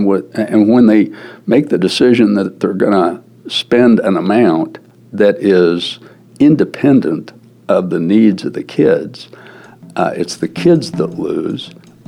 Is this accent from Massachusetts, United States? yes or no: no; Wichita, Kansas, United States; in my hometown of Wichita, Kansas, I'm known as a raving liberal.